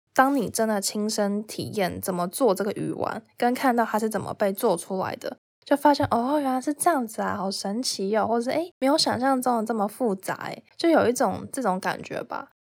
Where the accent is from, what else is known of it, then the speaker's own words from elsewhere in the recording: Taipei, Taiwan; 我本身是台北人，就是一个都市的小孩